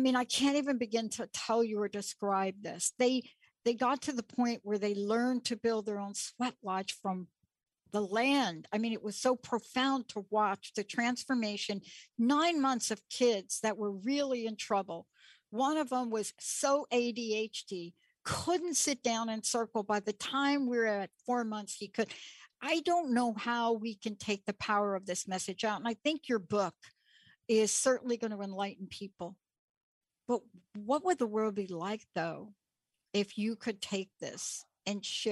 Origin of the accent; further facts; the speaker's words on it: New York, United States; I grew up in New York